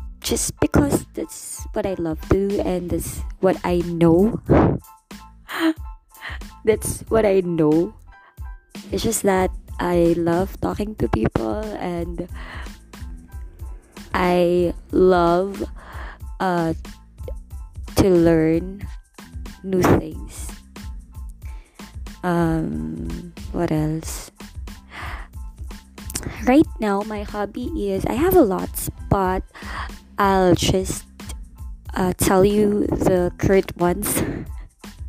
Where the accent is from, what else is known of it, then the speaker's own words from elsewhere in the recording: Angeles City, Central Luzon, Philippines; I was born and raised here in Angel City, Pampanga